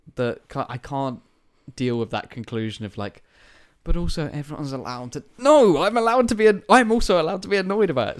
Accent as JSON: {"language": "English", "town": "Tunbridge Wells", "region": "South East England", "country": "United Kingdom", "said": "I'm from Lansdowne Road in Tunbridge"}